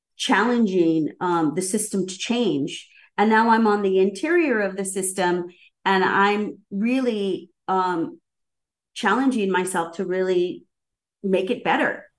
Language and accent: English; Southern California, United States; also born or lived in New York; now in Seattle, United States; I come from SoCal and grew up in a Chicano neighborhood